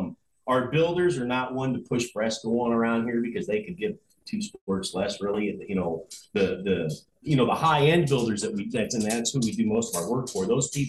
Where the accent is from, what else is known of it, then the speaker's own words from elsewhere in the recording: Phoenix, Arizona, United States; moved away; I grew up in Phoenix when I was a teenager.